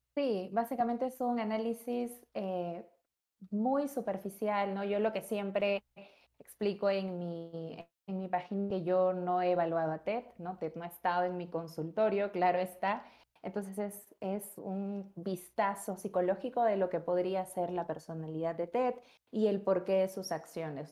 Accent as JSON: {"language": "Spanish", "country": "Peru", "said": "soy psicóloga, tengo 24 años, soy peruana"}